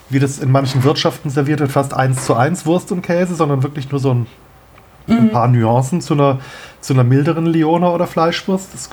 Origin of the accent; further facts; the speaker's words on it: Kehl, Baden-Württemberg, Germany; es gab also in meiner Jugend gab es in Kehl einen Irish Pub